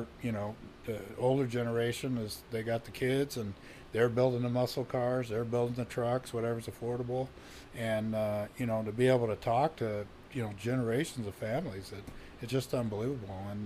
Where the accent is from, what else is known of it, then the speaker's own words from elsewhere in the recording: Norwalk, California, United States; also born or lived in Chino, California; I was born and raised in Southern California.